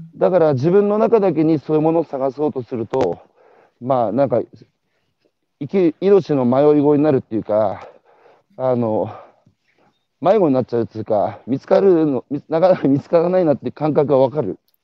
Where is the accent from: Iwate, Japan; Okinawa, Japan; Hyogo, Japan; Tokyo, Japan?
Iwate, Japan; moved away; 岩手から昔出てきた